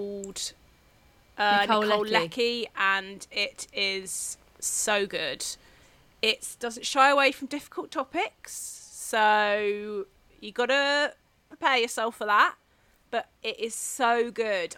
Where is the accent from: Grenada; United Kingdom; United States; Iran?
United Kingdom; Devon, South West England; the village that I grew up in Devon